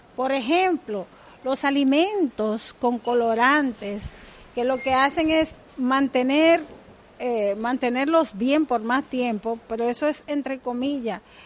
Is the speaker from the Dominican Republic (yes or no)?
yes; Dominican Republic; Yo soy dominicana, del Caribe